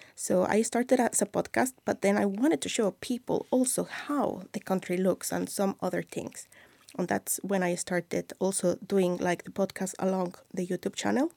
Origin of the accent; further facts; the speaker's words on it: Mexico City, Mexico; English is a second language; moved away as an adult; now in Iceland; I am from Mexico City